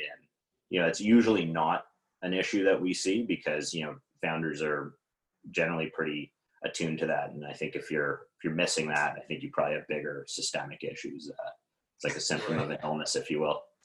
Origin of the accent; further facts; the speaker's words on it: Toronto, Ontario, Canada; also born or lived in Ottawa; I was in Ottawa at the time and I'm from Toronto